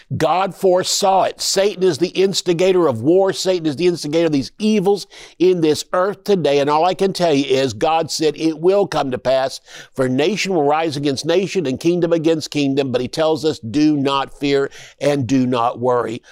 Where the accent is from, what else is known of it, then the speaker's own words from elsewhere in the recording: Tulsa, Oklahoma, United States; I'm from Tulsa. I was born and raised there.